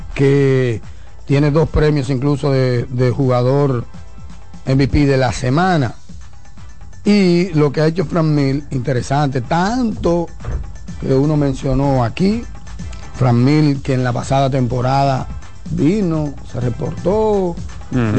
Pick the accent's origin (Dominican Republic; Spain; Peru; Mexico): Dominican Republic; Somos dominicanos